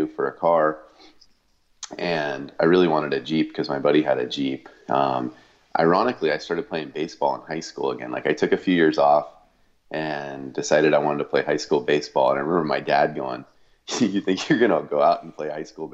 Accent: East Bay, California, United States; I grew up, you know, kind of in a small town. It's not as small as it used to be, but a small town in the East Bay, California

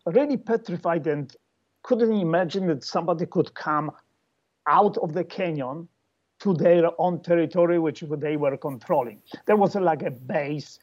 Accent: Poland; We are all from Poland.

